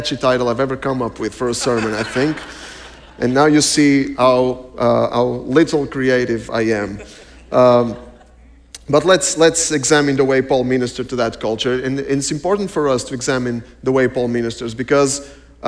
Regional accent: Portugal; We're from Portugal.

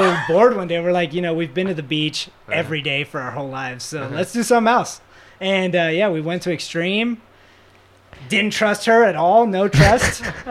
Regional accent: Florida, United States; moved away; I'm from Florida.

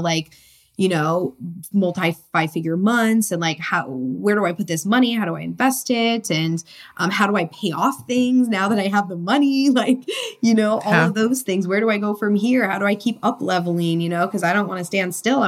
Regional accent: Connecticut, United States; moved away as an adult; also born or lived in San Diego, California; I was born and raised in Connecticut.

